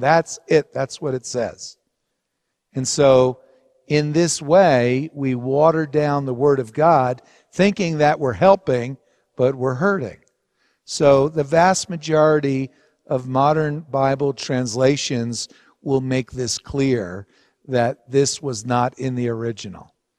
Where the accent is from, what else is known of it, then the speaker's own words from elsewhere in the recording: Hawthorne, New Jersey, United States; where we grew up in New Jersey in Hawthorne at a Roman Catholic parish, Saint Anthony's